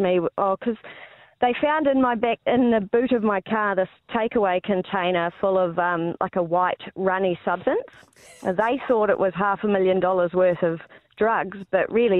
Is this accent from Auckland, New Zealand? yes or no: no; Palmerston North, Manawatū-Whanganui, New Zealand; moved away; also born or lived in Hamilton, New Zealand; I actually lived in Hamilton, but I was from Palmerston North